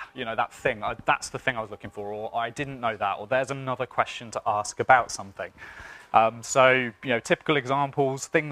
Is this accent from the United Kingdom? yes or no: yes; United Kingdom; I'm British